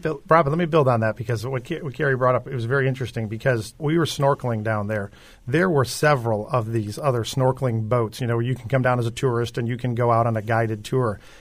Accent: Chicago, Illinois, United States; now in Florida, United States; I grew up in Chicago

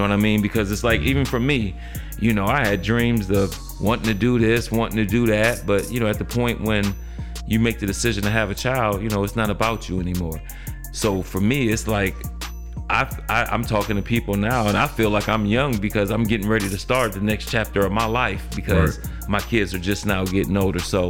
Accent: Midwest, United States; we grew up in the Midwest

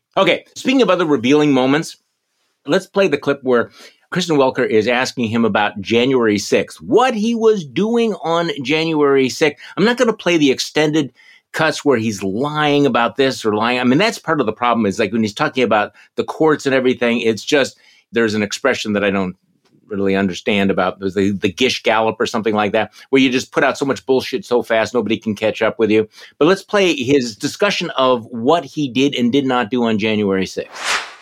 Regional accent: Milwaukee, Wisconsin, United States; right here in my hometown of Milwaukee

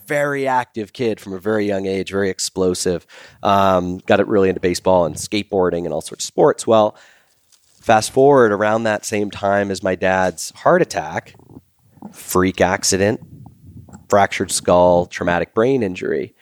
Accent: Boston, Massachusetts, United States; growing up in Boston

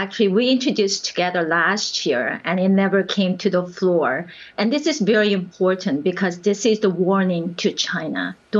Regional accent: Japan; also born or lived in Korea; now in United States; I was born in Korea, raised in Japan

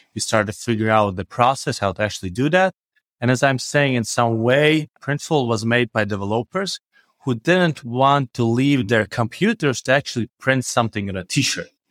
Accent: Riga, Latvia; I'm from Riga, Latvia

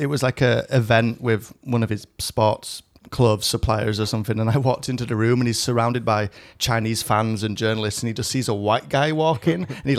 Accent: Leeds, Yorkshire and the Humber, United Kingdom; moved away as an adult; also born or lived in Shanghai, China; now in Taiwan; And then he was like, "Where are you from?" And I was like, "Leeds."

